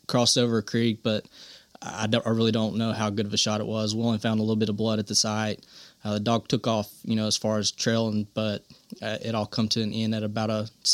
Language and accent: English; Corner, Alabama, United States; now in Gardendale, United States; Yeah, oh, I grew up in Corner. I live in like the Gardendale, Mount Olive area now.